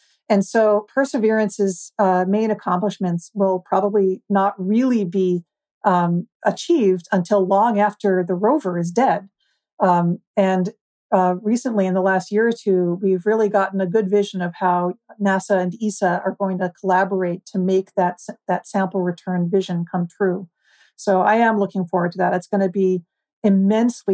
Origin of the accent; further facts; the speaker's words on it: United States; I'm an American.